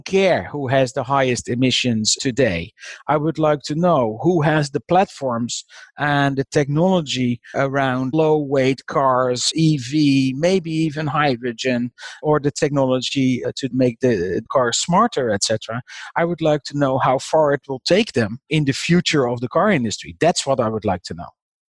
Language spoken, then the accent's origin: English; Netherlands; I'm from the Netherlands